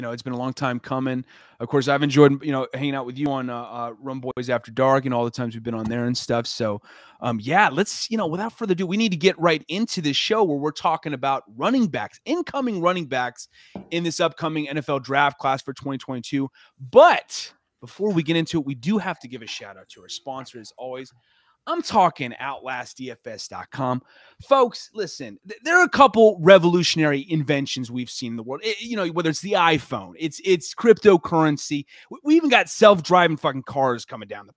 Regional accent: Mississippi, United States; I'm from Mississippi.

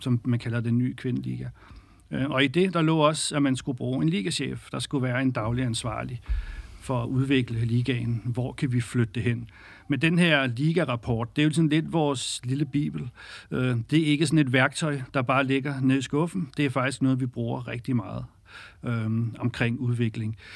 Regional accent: Birkerød, Capital Region of Denmark, Denmark; har selv spillet fodbold som ung knægt i Skjold Birkerød

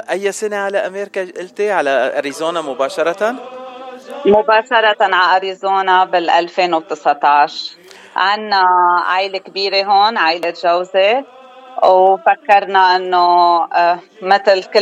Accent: Beirut, Beirut Governorate, Lebanon; now in Arizona, United States; آه، أنا من لبنان الأصل من جبال خلقانة ببيروت وقضيت أكترية حياتي ببيروت

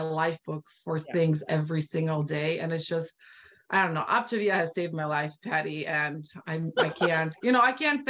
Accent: Bosnia & Herzegovina; moved away; I'm originally from Bosnia. So I really started sharing this with my Bosnian community

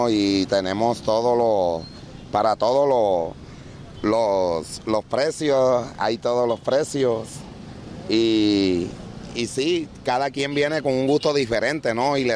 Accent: Sincelejo, Sucre, Colombia; Venimos de Cincelejo, tenemos unos 30 años de estar llegando por acá, en estos sectores.

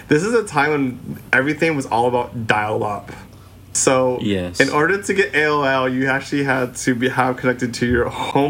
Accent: Philippines; coming from our own perspectives as three Filipino gay guys, like, we don't hear the conversations that, I guess, reflect us.

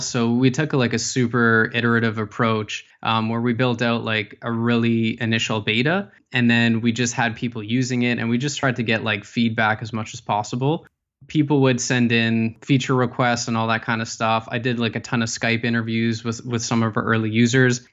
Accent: Ottawa, Ontario, Canada; I was, uh, born and raised in Ottawa.

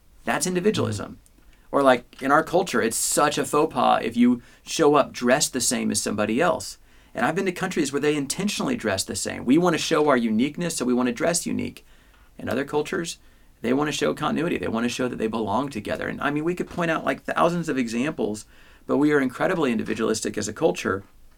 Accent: Midwest, United States; I grew up in the Midwest, so I'm stuck with that one.

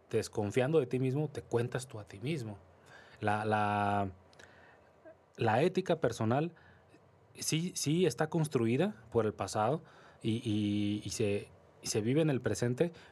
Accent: Mexico; nosotros como mexicanos...

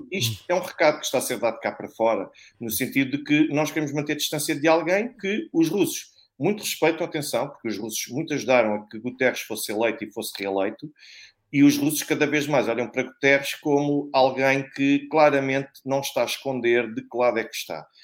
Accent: Portugal; nós, portugueses, nós temos o direito de voltar ao nosso país

